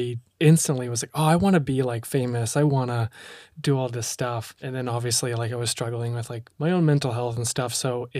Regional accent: Ontario, Canada; I'm from Ontario, Canada.

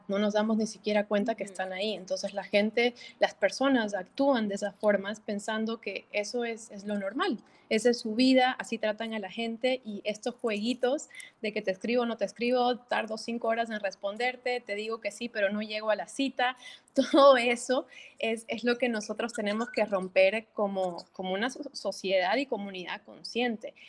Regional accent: Bolivia; moved away as an adult; now in Miami, United States; soy boliviana, nací, me crié en, Bolivia hasta mis 18 años y luego salí para estudiar a Estados Unidos y yo viviendo en Miami ya casi 14 años.

